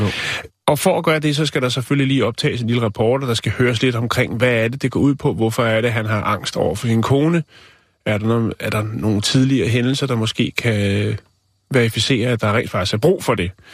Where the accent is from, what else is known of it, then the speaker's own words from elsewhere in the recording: Vium, Central Denmark Region, Denmark; Min fødeby